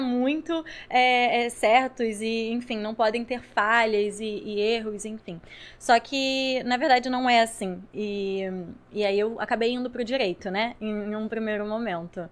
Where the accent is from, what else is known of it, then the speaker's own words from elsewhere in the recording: Rio de Janeiro, Brazil; eu sou daqui do Rio